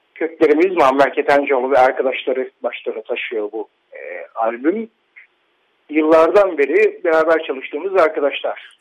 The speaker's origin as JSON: {"language": "Turkish", "region": "İzmir", "country": "Turkey", "tie": "born or raised there", "said": "çocukluğum İzmir'de geçti benim."}